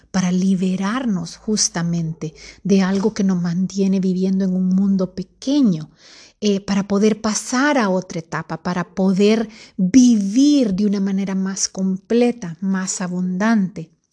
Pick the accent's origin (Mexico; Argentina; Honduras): Honduras; Para los que somos de Honduras